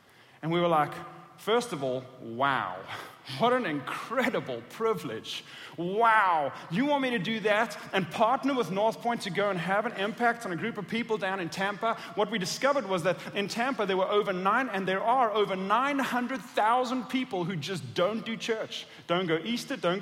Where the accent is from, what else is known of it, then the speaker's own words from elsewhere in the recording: South Africa; moved away as an adult; also born or lived in Atlanta, Georgia; I was born and raised in South Africa